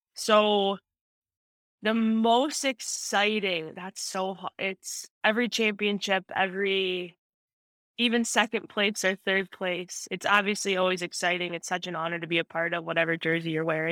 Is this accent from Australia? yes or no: no; right outside of Chicago, Illinois, United States; moved away as an adult; also born or lived in Minnesota; I grew up right outside of Chicago